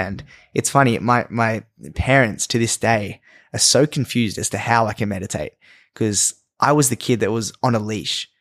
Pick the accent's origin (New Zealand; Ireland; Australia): Australia; growing up in Australia